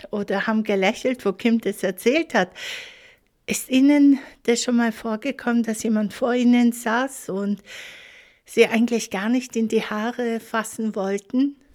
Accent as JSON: {"language": "German", "town": "Munich", "region": "Bavaria", "country": "Germany", "said": "ich komme aus München"}